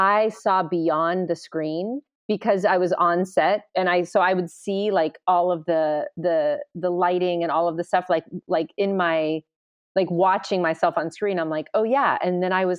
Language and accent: English; California, United States; also born or lived in New York; I'm born and raised in California